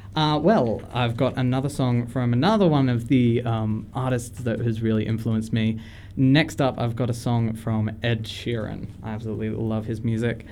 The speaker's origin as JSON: {"language": "English", "town": "Tamworth", "region": "New South Wales", "country": "Australia", "tie": "born or raised there", "said": "I've grown up very much on the Tamworth Country Music Festival"}